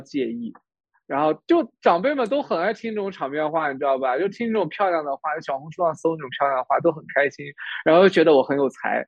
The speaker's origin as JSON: {"language": "Chinese", "region": "Ningxia", "country": "China", "also_born_or_lived": "Toronto, Canada / Calgary, Canada", "moved": "yes", "lives_now": "Canada", "said": "我宁夏人"}